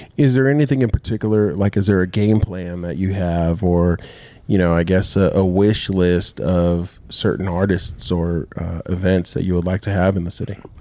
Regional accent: Rancho Cucamonga, California, United States; moved away as an adult; now in Dothan, United States; we grew up in Rancho Cucamonga, California

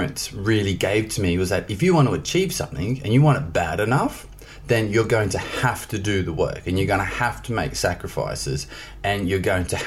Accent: Australia; moved away; I grew up in Australia in a small country town

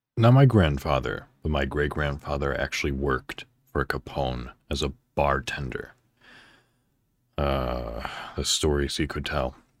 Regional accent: northwest suburb of Chicago, Illinois, United States; I'm actually from Illinois in the United States, a northwest suburb of Chicago.

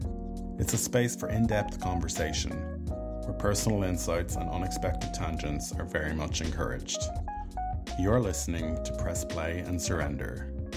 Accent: Ireland; I'm an Irish filmmaker and actor.

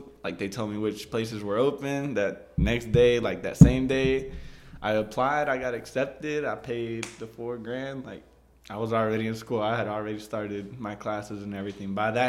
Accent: Lomita, California, United States; we're from Lomita, so we don't really see the things that happen, for example, in Killeen or Heights.

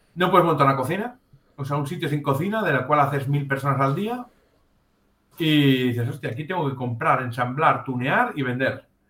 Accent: Catalonia, Spain; somos catalanes, no somos italianos

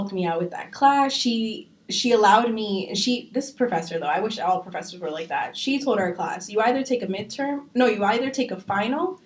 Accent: Bethlehem, Pennsylvania, United States; I'm from Bethlehem

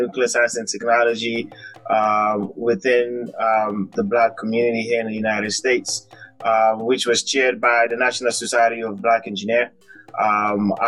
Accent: Sierra Leone; I am from Sierra Leone

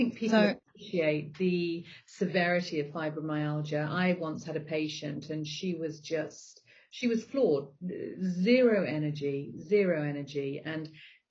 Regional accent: Zambia; also born or lived in Botswana; I grew up in Africa. So I grew up in Zambia and Botswana. And so I grew up on a meat-based diet.

